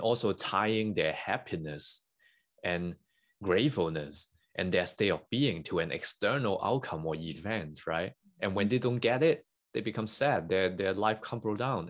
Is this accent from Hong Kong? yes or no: yes; Hong Kong; English is a second language; moved away as an adult; I, I grew up in Hong Kong. Uh, I born and bred there for over nineteen years